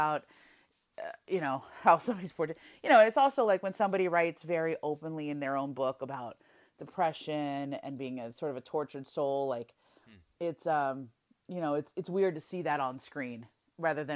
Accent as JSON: {"language": "English", "town": "Los Angeles", "region": "California", "country": "United States", "tie": "born or raised there", "said": "I grew up in L.A. in the 80s"}